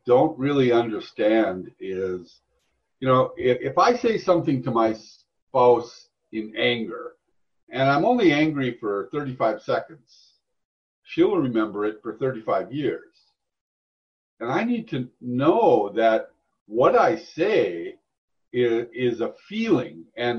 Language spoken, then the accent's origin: English; Duluth, Minnesota, United States; moved away; also born or lived in Texas / Arizona / New York; I'm from Duluth, Minnesota originally